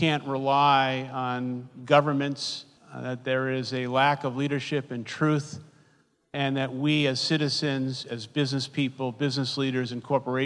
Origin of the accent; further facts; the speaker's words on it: New York City, New York, United States; I grew up in Brooklyn, New York, in public housing known as the Projects